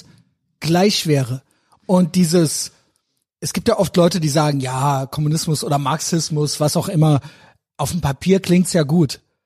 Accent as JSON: {"language": "German", "country": "Germany", "tie": "born or raised there", "said": "Ich bin in Deutschland geboren."}